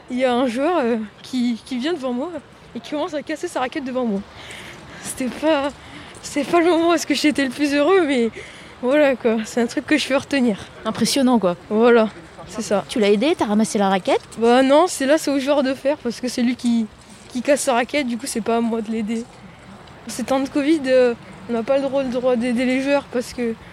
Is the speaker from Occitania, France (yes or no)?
yes; Toulouse, Occitania, France; Moi je viens de Toulouse. C'est pas hyper proche de Paris.